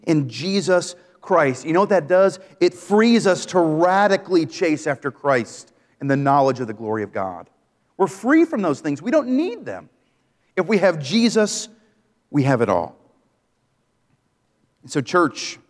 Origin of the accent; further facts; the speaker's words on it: Maine, United States; I grew up in Maine.